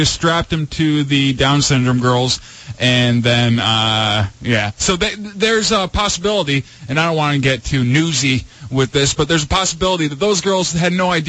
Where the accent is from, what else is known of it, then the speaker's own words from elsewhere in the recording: Michigan, United States; I'm a man from Michigan